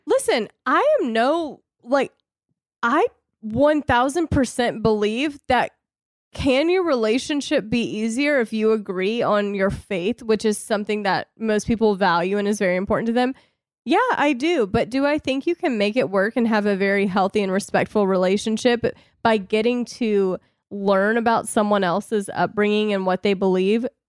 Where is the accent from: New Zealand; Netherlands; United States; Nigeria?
United States; the South; I was raised in the South, I was raised in a Christian home